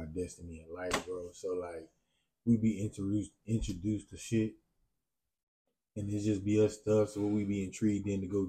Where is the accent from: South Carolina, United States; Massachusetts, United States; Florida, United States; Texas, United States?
Texas, United States; Killeen; also born or lived in Chicago; So, I grew up between Killeen and Chicago. I've been in both these cities. I've been here for 20 years. I've been in Chicago for almost 18 years. So, like, these both my homes.